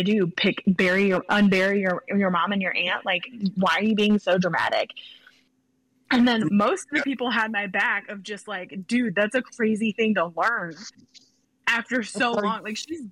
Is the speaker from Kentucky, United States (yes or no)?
no; Illinois, United States; he's from my home state